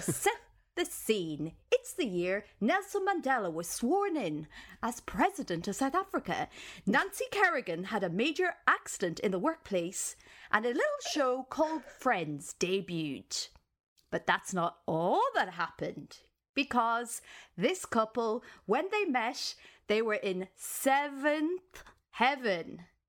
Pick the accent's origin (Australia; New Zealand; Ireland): Ireland; as an Irish person